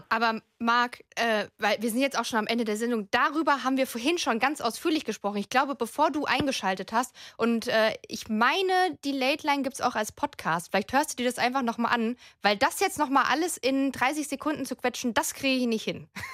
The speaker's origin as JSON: {"language": "German", "town": "Frankfurt am Main", "region": "Hesse", "country": "Germany", "said": "ich komme eigentlich aus Frankfurt am Main."}